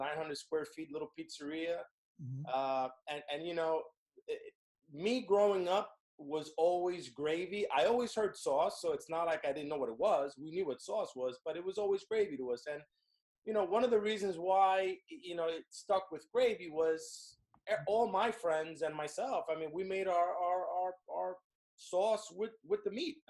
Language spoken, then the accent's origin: English; Hudson County, New Jersey, United States; as a kid growing up in Hudson County, New Jersey, near Hoboken